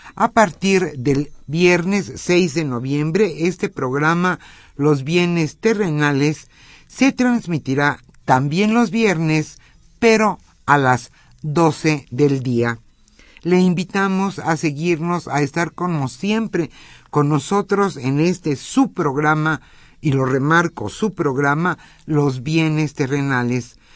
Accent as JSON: {"language": "Spanish", "country": "Mexico"}